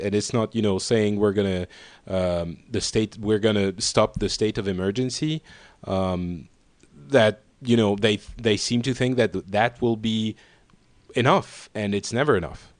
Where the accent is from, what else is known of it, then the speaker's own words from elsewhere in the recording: Paris, Île-de-France, France; I'm from Paris